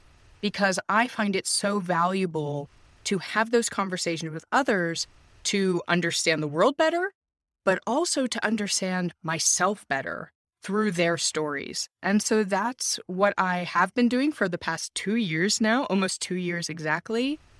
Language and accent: English; United States; now in Germany; I'm an American, married to a Finn, raising kids in Germany. I lived all around the US growing up. My parents also lived abroad. My father was multilingual.